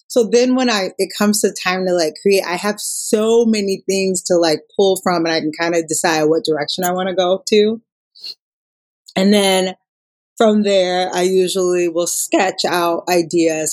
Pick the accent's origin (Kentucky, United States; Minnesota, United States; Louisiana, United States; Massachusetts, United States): Minnesota, United States; Minneapolis; I'm from Minnesota. Uh, Minneapolis